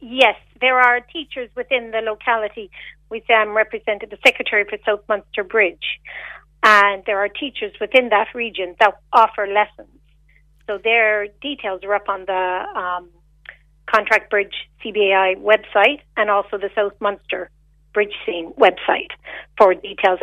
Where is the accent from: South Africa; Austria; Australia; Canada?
Canada; moved away as an adult; also born or lived in Macroom, Ireland; now in Ireland; I came to Ireland. I'm Canadian originally